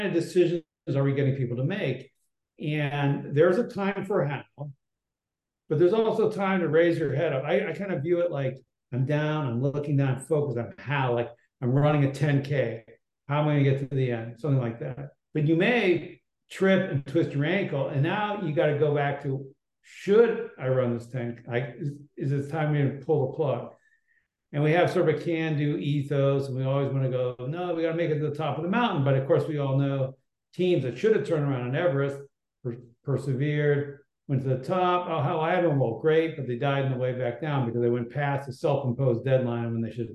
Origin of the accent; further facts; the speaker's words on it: Berkeley, California, United States; I was born in Berkeley, California